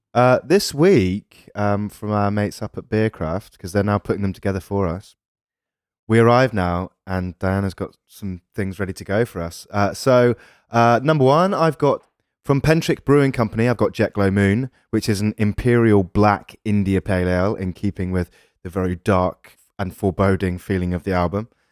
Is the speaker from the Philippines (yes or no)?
no; England, United Kingdom; We're English